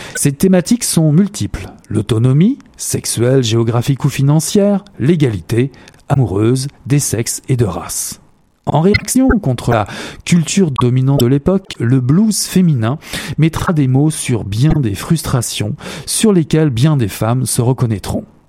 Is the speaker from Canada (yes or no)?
yes; Canada; chez nous, au Canada